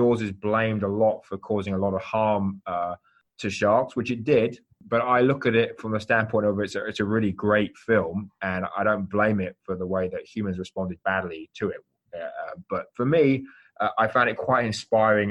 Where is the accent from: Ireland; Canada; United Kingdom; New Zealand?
United Kingdom; London; moved away as an adult; also born or lived in Athens, Greece; now in Miami, United States; I actually have a Greek father, English mother, but born and raised in London